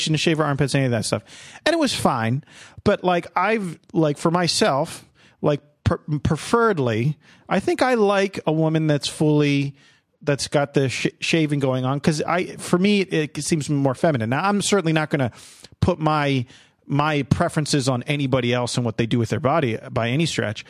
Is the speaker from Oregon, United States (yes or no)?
no; New Jersey, United States; I was born and raised in, in New Jersey